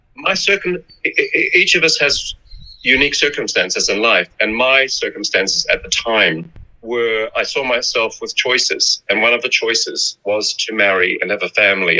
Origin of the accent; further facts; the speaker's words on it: New Zealand; moved away as an adult; also born or lived in Milan; I was in in New Zealand, which is my home country